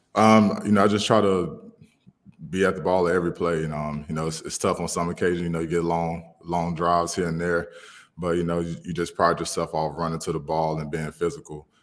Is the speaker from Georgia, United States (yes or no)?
no; Alabama, United States; I'm from Alabama